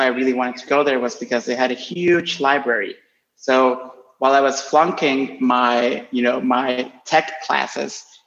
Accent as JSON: {"language": "English", "country": "Honduras", "tie": "born or raised there", "also_born_or_lived": "Costa Rica / New York, United States", "first_language": "Spanish", "second_language": "English", "moved": "as an adult", "said": "when I lived in Honduras"}